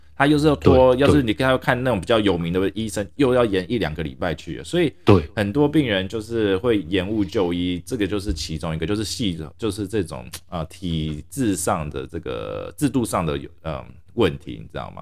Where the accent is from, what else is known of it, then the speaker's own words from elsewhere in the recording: Taiwan; now in United States; 我从小在台湾长大，我还是比较喜欢台湾这种文化